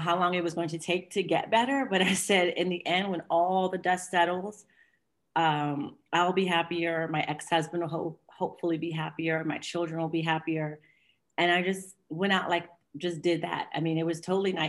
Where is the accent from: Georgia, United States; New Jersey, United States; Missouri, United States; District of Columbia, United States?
District of Columbia, United States; Washington; moved away as an adult; now in Geneva, Switzerland; I'm from the States, from Washington, D.C. I've been living in Geneva, 16 years.